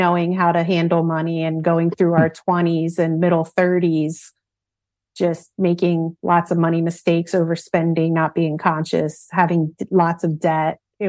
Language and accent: English; Philadelphia, Pennsylvania, United States; born or raised there